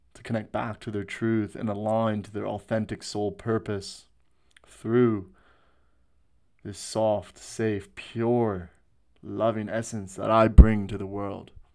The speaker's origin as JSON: {"language": "English", "country": "Canada", "tie": "born or raised there", "also_born_or_lived": "Sydney, Australia", "moved": "as an adult", "lives_now": "Australia", "said": "I was born and raised in Canada. I, uh, moved to Sydney, Australia"}